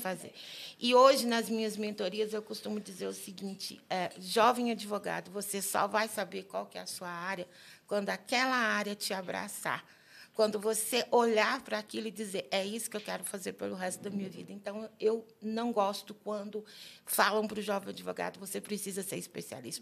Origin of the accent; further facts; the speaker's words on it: Uberaba, Minas Gerais, Brazil; moved away as an adult; now in Brasília, Brazil; sou uberabense, mineira, querida, adoro minha, minha, minha terra. Mas Brasília me abraça em 96